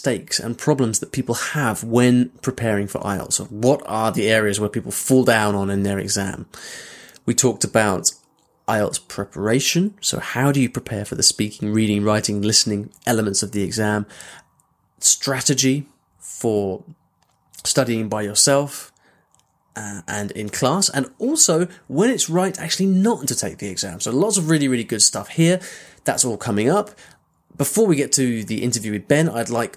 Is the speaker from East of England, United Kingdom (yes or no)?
yes; Cambridge, East of England, United Kingdom; accent: close to RP; moved away; also born or lived in London; I grew up in Cambridge